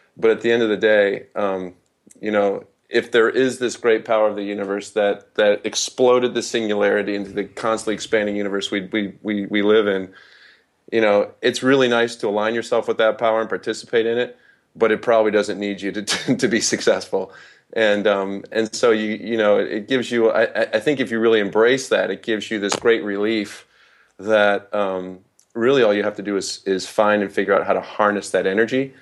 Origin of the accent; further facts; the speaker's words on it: Holland, Michigan, United States; I was raised in West Michigan